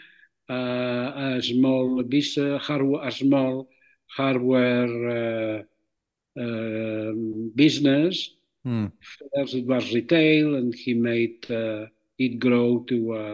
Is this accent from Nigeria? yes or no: no; Barcelona, Catalonia, Spain; first language Catalan; English is a second language; moved away as an adult; I grew up in Barcelona. I was born in Barcelona, and I grew up there.